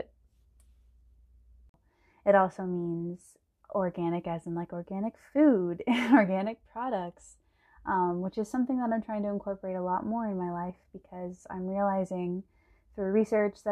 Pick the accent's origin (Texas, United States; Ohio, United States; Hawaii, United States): Texas, United States; San Antonio; moved away as an adult; also born or lived in Austin, Texas / Boston, Massachusetts; I'm from San Antonio, Texas. I was born in Austin. And I grew up in San Antonio and went to public school there